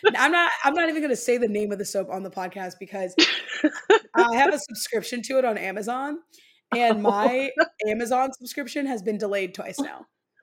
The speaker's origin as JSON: {"language": "English", "region": "Midwest", "country": "United States", "said": "As a Midwesterner, people make choices in their home that I wouldn't make."}